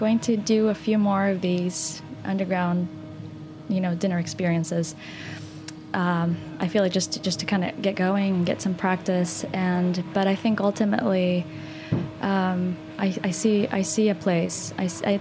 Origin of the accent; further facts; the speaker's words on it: Texas, United States; also born or lived in Northern Argentina; I grew up in Texas